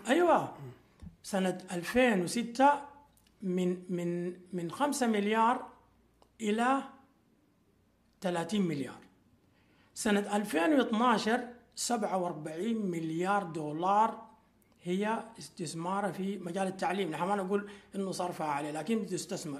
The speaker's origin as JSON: {"language": "Arabic", "country": "Sudan", "said": "عندنا في السودان"}